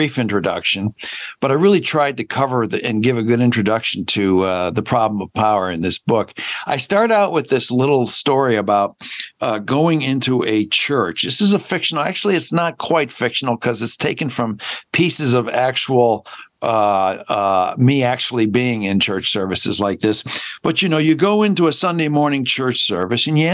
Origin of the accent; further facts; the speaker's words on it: Hamilton, Ontario, Canada; moved away; also born or lived in Chicago; My parents moved from Owen Sound, Ontario, 2 months before I was born, to Chicago. And then they moved back to Hamilton, Ontario